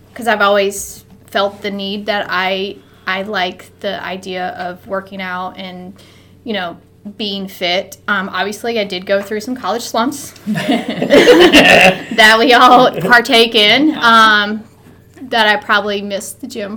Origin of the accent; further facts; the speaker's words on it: Charlotte, North Carolina, United States; moved away as an adult; also born or lived in Hickory, North Carolina; now in Washington, D.C. metro area, United States; I grew up in the suburbs of Charlotte. My family moved there when I was 8, and my dad was in the military, so we moved with him down there and stayed there